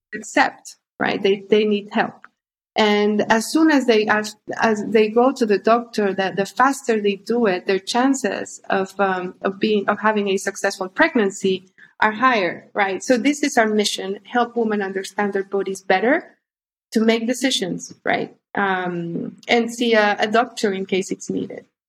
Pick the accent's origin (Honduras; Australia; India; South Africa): Honduras; moved away as an adult; also born or lived in London / Spain; I'm originally from Honduras. I grew up in Honduras. I I left uh, when I was on, on my early twenties